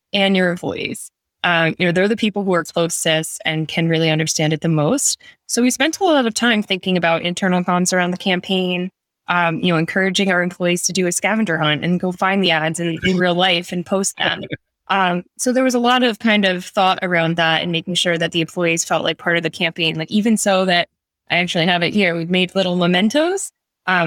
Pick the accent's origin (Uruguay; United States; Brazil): United States; New York City, New York; I'm a New Yorker.